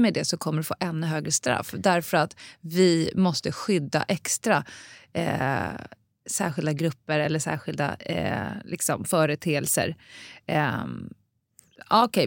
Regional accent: Stockholm, Stockholm County, Sweden; jag är också uppväxt på Södermalm

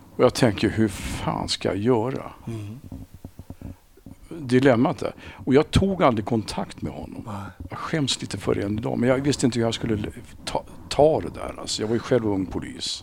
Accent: Sundbyberg, Stockholm County, Sweden; Sumpan det sumpan jag växte upp

